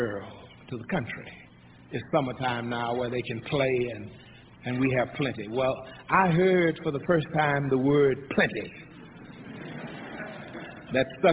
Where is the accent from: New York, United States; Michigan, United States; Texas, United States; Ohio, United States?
Texas, United States; San Antonio; also born or lived in Columbus, Texas; I was born in Columbus, Texas, 75 miles west on the San Antonio Highway